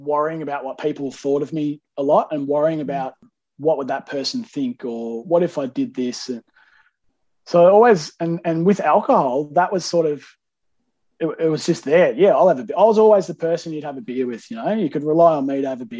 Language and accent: English; Melbourne, Victoria, Australia; I grew up in Melbourne